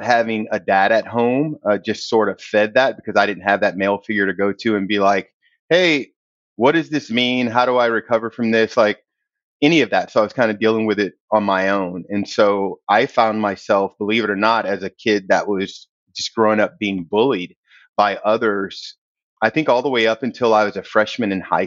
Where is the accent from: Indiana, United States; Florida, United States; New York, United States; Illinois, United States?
Illinois, United States; East St. Louis; moved away as an adult; We were poor, just like most families growing up in East St. Louis